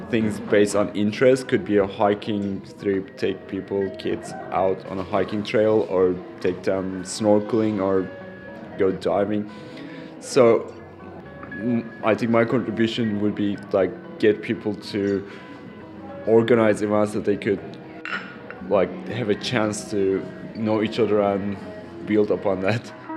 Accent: Turkey; now in Kensington, Australia; I'm originally from Turkey. I'm now an Australian citizen

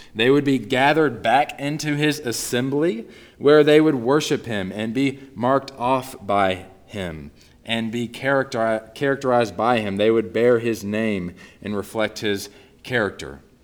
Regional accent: Northeast Texas, United States; moved away; growing up in Northeast Texas, I was born and raised into a family of diehard Dallas Cowboys fans

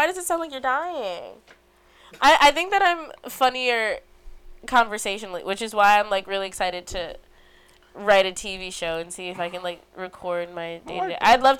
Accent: Illinois, United States; We were in a cornfield, because I'm from Illinois, and people had to carry me, and I was prom queen.

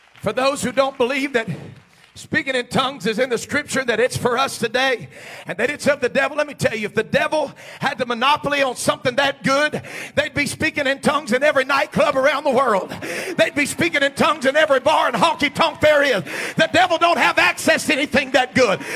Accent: United States

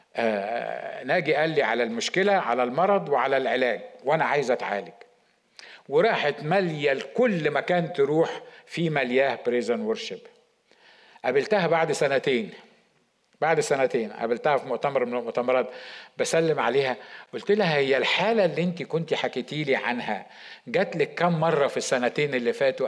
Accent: Egypt; إحنا كمصريين

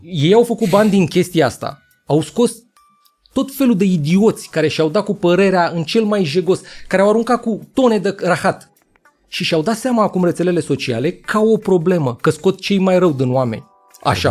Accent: Buzău, Buzău County, Romania; m-am născut și lângă în Buzău, acolo unde avem vulcanii noroiești.

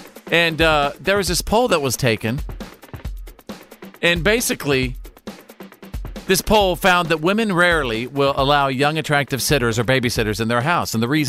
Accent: North Texas, United States; Where I grew up in North Texas

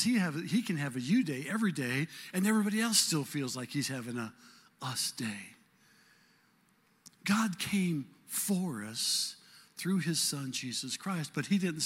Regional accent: Omaha, Nebraska, United States; moved away; Janie and I are from cultural neighborhoods in South Omaha

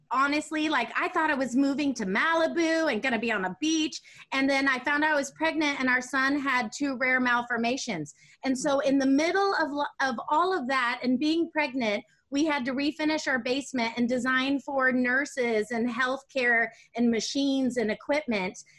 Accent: Germany; also born or lived in Netherlands; up in Germany and went to school in Holland. And I grew up seeing that culturally, that was the norm out of a, uh, in a lot of countries other than the United States.

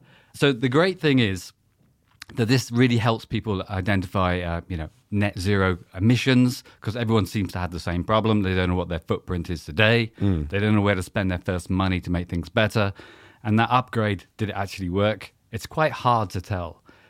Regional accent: South West England, United Kingdom; accent: West Country; West Country accent. A long time ago, I was a boy from Devon, so there we go.

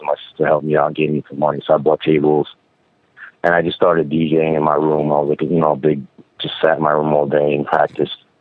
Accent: Albany, New York, United States; also born or lived in Brooklyn, New York; born and raised in Albany, New York, which is like two and a half hours north of New York City

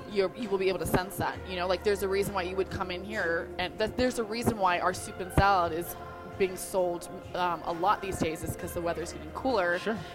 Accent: New York, United States; I'm originally from New York.

